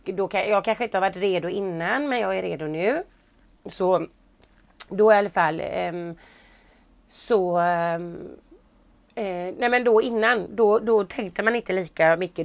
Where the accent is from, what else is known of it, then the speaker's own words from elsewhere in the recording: Sweden; jag var hemma i Sverige